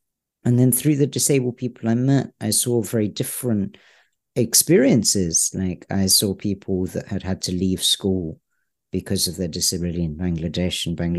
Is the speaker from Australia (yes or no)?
no; United Kingdom; I'm British. That doesn't come across. I was born in the UK.